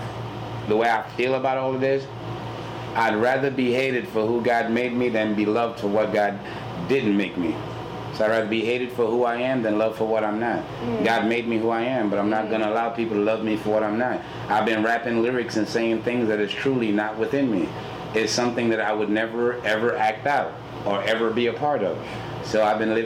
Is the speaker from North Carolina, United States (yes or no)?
no; New York City, New York, United States; moved away; also born or lived in Houston, Texas; I grew up in Brooklyn, and on my way to school, going to PS 106